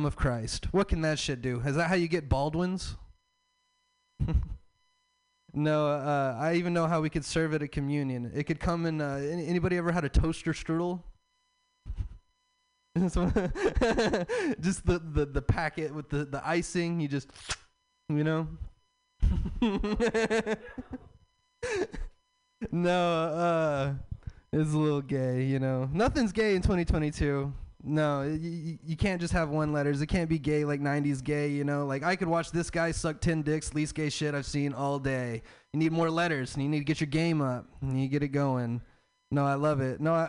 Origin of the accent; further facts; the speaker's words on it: the South, United States; I'm from the South.